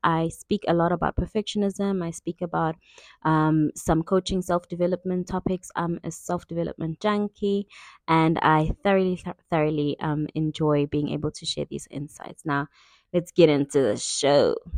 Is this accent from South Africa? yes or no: yes; KwaZulu-Natal, South Africa; I grew up in KwaZulu-Natal, South Africa